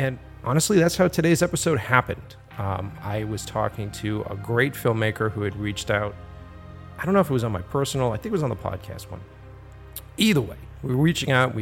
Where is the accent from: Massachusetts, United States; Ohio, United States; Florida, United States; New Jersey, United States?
Massachusetts, United States; Boston; my hometown, Boston